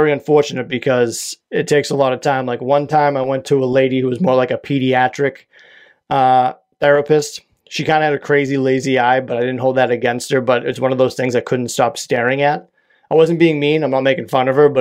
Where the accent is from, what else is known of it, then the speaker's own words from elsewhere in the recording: Quincy, Massachusetts, United States; now in Whitman, United States; I hail from Whitman, Massachusetts, originally from Quincy, Massachusetts.